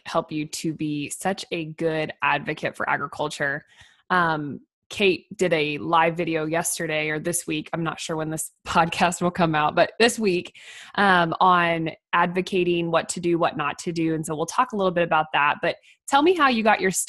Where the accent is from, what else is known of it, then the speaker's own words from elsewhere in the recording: Missouri, United States; We're both from Missouri.